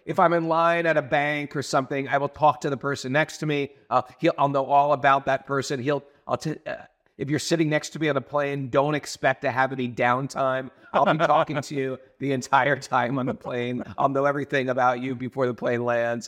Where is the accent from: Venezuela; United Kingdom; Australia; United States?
United States; Connecticut; also born or lived in New York; I never had a papaya or a avocado growing up in New York, in Connecticut.